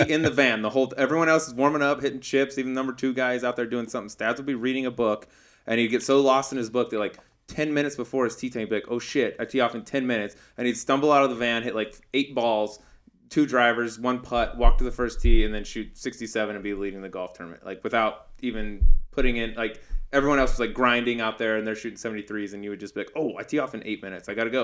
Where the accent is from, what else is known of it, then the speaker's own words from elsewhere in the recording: Colorado, United States; I grew up in Colorado